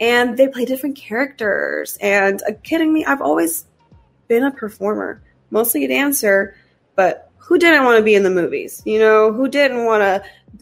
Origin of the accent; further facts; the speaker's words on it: Raleigh, North Carolina, United States; I'm from Raleigh, North Carolina